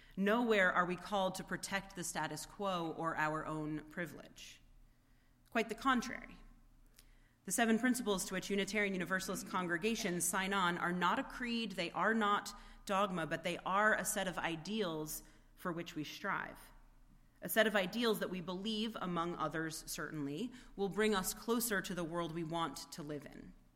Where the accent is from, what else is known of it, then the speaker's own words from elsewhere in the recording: United States; an American with a vote who has grown up with this constant refrain about the separation of church and state